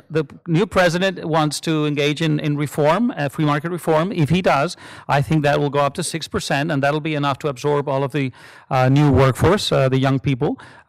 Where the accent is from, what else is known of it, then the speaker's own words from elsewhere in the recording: Peru; I know the experience of my home country, Peru, very well.